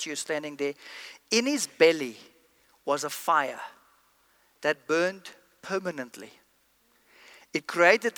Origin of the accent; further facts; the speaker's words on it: East London, Eastern Cape, South Africa; I come from East London, South Africa